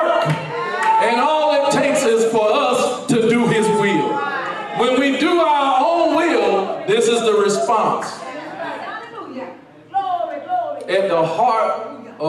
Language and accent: English; Albany, Georgia, United States; I'm from Albany, Georgia